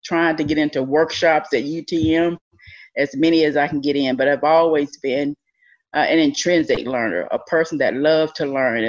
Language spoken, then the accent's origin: English; Rutherford, Tennessee, United States; also born or lived in Dresden, Tennessee; I grew up in Rutherford, Tennessee.